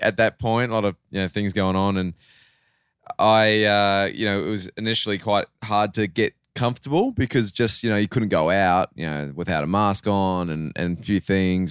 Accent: Australia; accent: Australian; moved away as an adult; also born or lived in New Zealand; now in United States; I lived a lot of my life in Australia. Um, I'm always a Kiwi, no matter what, but it's just, I grew up doing all my schooling there, basically

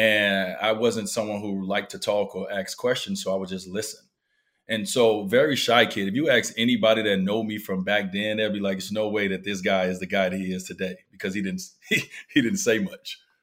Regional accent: Chicago, Illinois, United States; moved away; I grew up in Chicago

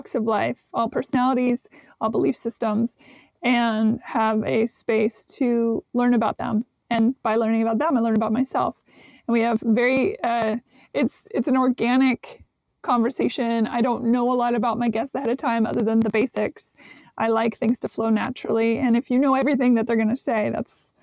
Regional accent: Seattle, Washington, United States; also born or lived in Nashville; now in Los Angeles, United States; I was raised up in Seattle, the Pacific Northwest.

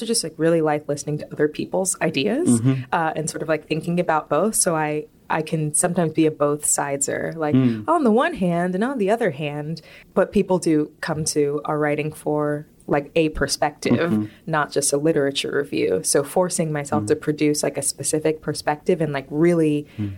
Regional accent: Richmond, Virginia, United States; I grew up in Richmond, Virginia

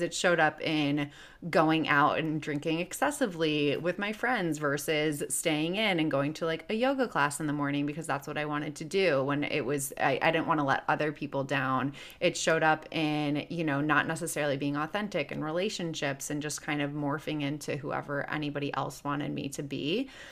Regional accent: Chicago, Illinois, United States; now in Los Angeles, United States; I live in L A, but I'm originally from Chicago

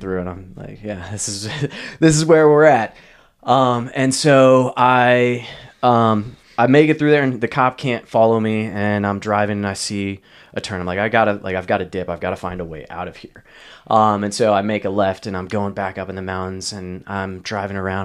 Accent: Maryland, United States; moved away; also born or lived in Pennsylvania; I grew up in Maryland outside of D C

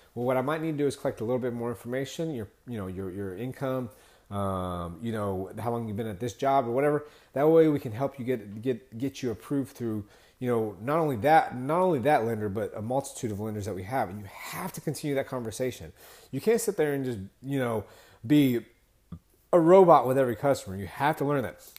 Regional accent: Texas, United States; I'm from Texas

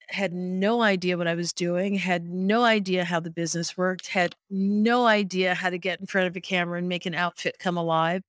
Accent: Detroit, Michigan, United States; moved away; I grew up in Detroit

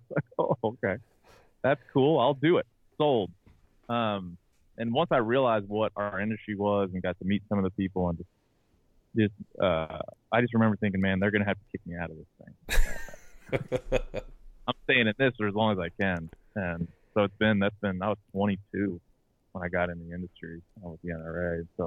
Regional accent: Maryland, United States; I'm from Maryland, so I was covering the Orioles and the Ravens and writing about them every day, going in the locker room.

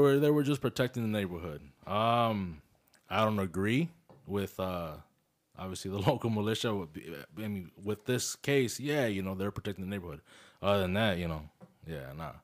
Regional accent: Chicago, Illinois, United States; moved away; we're from Chicago, bro. We're, you know, I was born there, you were born there

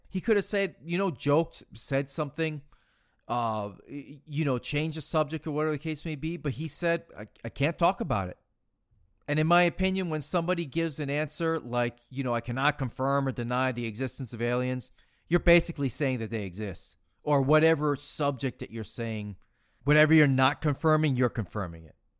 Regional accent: Massachusetts, United States; growing up in Massachusetts

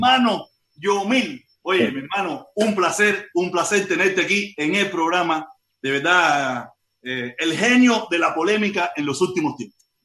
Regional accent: Havana, Cuba; moved away as an adult; also born or lived in Santos Suárez / Playa / Regla / Cayo Hueso, Centro Habana; now in United States; Yo soy nacido y criado en Vedado, yo soy nacido y criado en Vedado

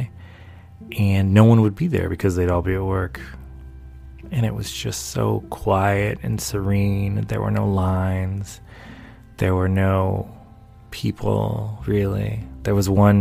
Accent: North Carolina, United States; moved away; also born or lived in D.C./Maryland area; I'm from North Carolina. I grew up in North Carolina.

